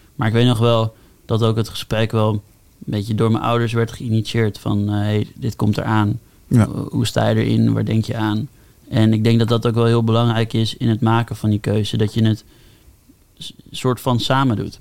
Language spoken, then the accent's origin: Dutch; Amsterdam, North Holland, Netherlands; moved away; ik kom uit Amsterdam, dus toen ik voor vanuit de middelbare school eh, mijn keuze ging maken om een HBO te doen, mhm. besloot ik al best wel snel om gewoon in Amsterdam te blijven, mhm. bij mijn ouders wonen